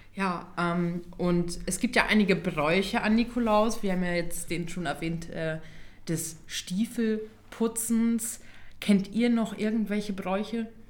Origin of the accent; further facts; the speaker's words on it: East Frisia, Lower Saxony, Germany; Wir kommen ja aus Ostfriesland.